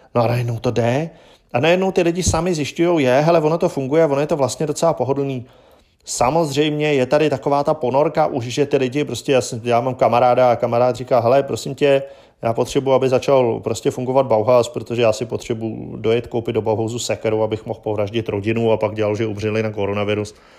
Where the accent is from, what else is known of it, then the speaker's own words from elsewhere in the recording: Czechia; my u nás v Čechách